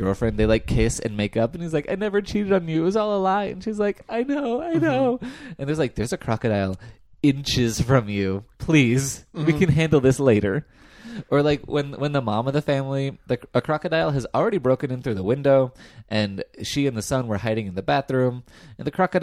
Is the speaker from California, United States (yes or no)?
yes; California, United States; I, as a Californian